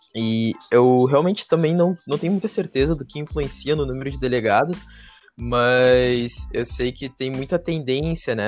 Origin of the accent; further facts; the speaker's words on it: Brazil; para nós brasileiros